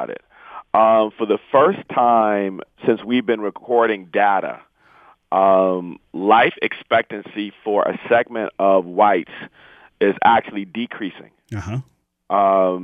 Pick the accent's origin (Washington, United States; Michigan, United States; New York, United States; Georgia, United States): Michigan, United States; Inkster; I grew up in Inkster